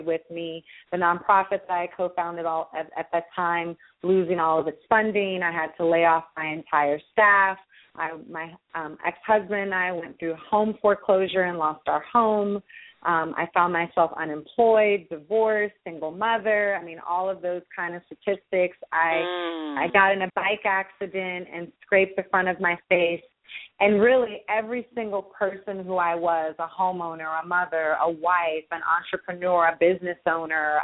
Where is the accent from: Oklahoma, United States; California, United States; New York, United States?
California, United States; the Bay Area; I come from the Bay Area, single-parent family